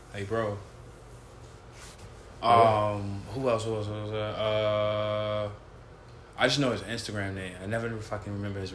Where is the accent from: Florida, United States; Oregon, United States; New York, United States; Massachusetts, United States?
New York, United States; New York City; I'm straight from Queens, man.